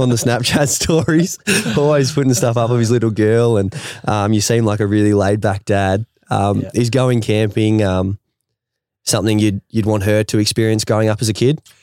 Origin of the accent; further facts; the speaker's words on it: Ferntree Gully, Victoria, Australia; I grew up in Ferntree Gully. It's 45 minutes out of the city